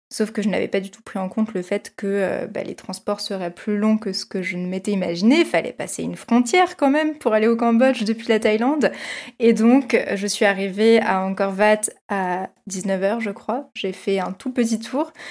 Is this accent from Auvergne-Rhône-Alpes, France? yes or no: no; Versailles, Île-de-France, France; born or raised there